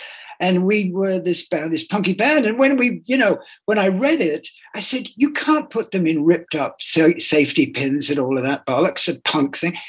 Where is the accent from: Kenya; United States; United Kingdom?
United Kingdom; England; I'm English, I'm a Buddhist, and I love, you know, vegan food and heroin